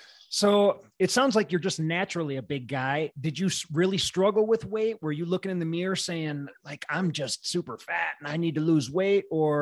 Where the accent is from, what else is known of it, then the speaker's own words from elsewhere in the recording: Wisconsin, United States; I grew up in Wisconsin